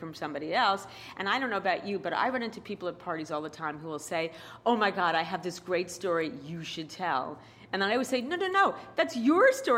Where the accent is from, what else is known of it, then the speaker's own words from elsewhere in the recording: New York City, New York, United States; accent: New York; I grew up in Queens